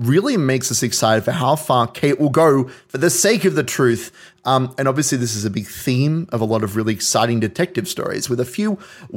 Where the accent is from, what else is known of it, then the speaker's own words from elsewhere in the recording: Hawkesbury, New South Wales, Australia; I grew up sort of in the Hawkesby area, so not quite, we didn't quite have farmland, but we had acres